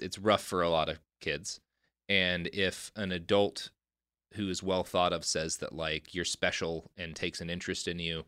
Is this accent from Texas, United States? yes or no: yes; Texas, United States; I grew up in Texas